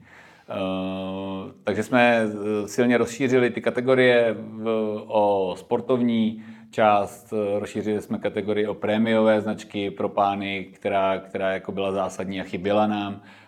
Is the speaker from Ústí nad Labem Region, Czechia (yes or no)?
yes; Klášterec nad Ohří, Ústí nad Labem Region, Czechia; now in Prague, Czech Republic; v klášterci na to hří, odkud já pocházím